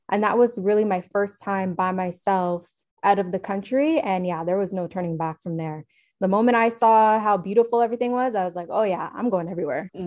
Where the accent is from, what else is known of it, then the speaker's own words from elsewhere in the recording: Toronto, Ontario, Canada; I'm from Toronto, Canada.